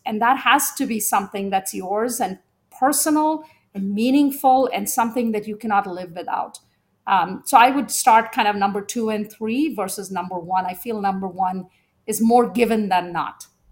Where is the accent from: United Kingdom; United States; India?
India; moved away; I was born in India, at a time when having a second daughter was not seen as broadly desired